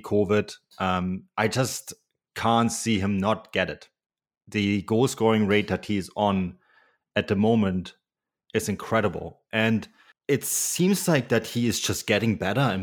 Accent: Munich, Bavaria, Germany; growing up in Munich

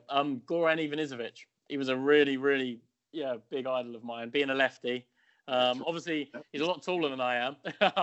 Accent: United Kingdom; being British

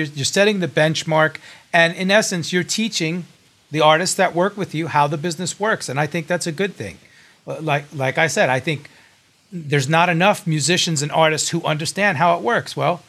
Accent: New York City, New York, United States; as a New Yorker

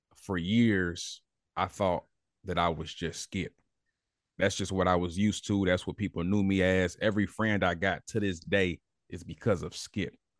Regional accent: Indianapolis, Indiana, United States; growing up in Indianapolis, you ain't got no choice but to be hungry

